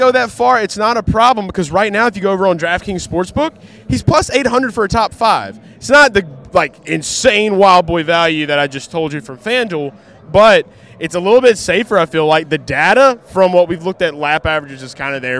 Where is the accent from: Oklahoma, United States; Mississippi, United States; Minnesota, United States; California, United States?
Mississippi, United States; We're from Mississippi.